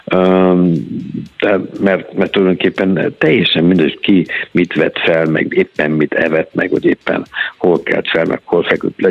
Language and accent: Hungarian; Hungary; moved away; a szülőhazám